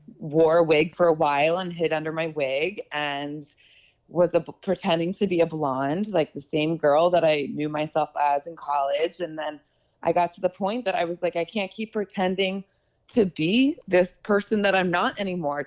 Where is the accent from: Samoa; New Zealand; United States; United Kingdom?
United States; Philadelphia, Pennsylvania; moved away as an adult; also born or lived in New York; now in Los Angeles, United States; I'm from Philly, Pennsylvania